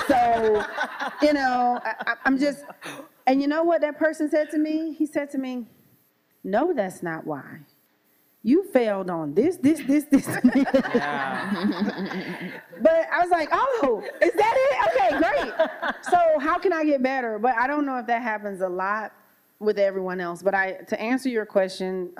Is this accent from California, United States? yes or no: no; Louisiana, United States; growing up in Louisiana in a very diverse family.